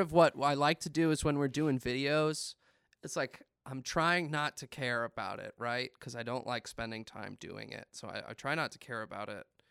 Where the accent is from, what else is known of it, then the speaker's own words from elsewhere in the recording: Winchester, Virginia, United States; Winchester is kinda my hometown